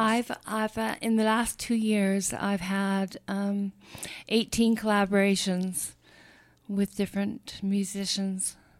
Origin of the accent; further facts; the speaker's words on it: Nanaimo, British Columbia, Canada; I'm from Nanaimo.